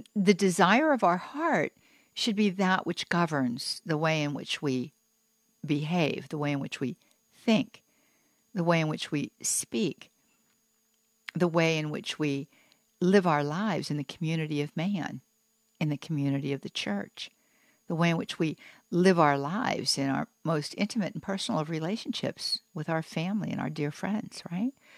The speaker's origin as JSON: {"language": "English", "town": "Pittsburgh", "region": "Pennsylvania", "country": "United States", "tie": "born or raised there", "said": "I grew up in Pittsburgh, so you know there is no plural for the word you."}